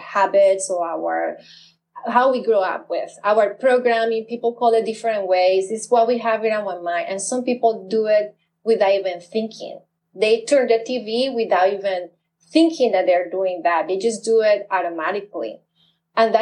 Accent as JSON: {"language": "English", "country": "Colombia", "tie": "born or raised there", "moved": "yes", "lives_now": "United States", "said": "I grew up in Colombia when times were very negative."}